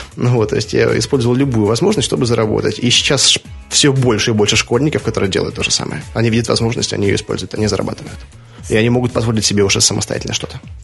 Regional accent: Saint Petersburg, Russia; Я родился 1 мая 1985 года в городе Ленинграде

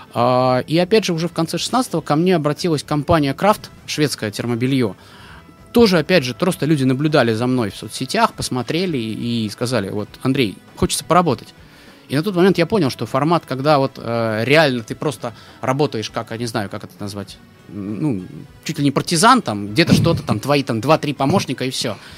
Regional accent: Dno, Pskov Oblast, Russia; moved away; Я приехал из городка под названием Дно.

